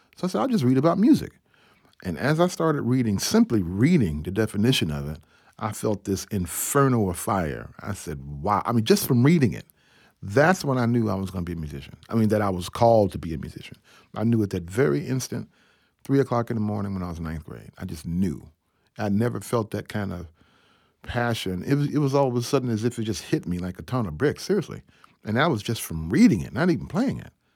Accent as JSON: {"language": "English", "town": "Atlanta", "region": "Georgia", "country": "United States", "tie": "born or raised there", "said": "I grew up in Ebenezer Baptist Church in Atlanta, Georgia"}